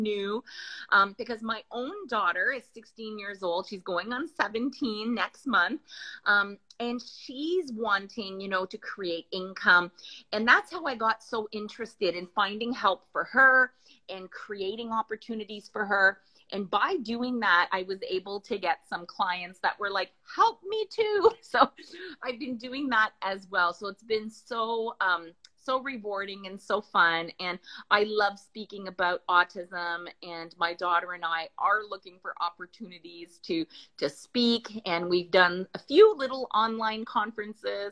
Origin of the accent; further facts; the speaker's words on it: near Ottawa, Ontario, Canada; I'm from Canada, near the capital, near Ottawa, Canada